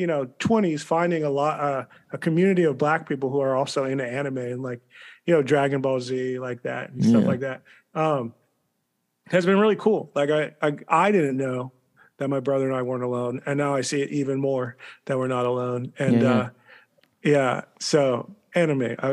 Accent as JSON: {"language": "English", "country": "United States", "tie": "born or raised there", "said": "growing up outside of D.C."}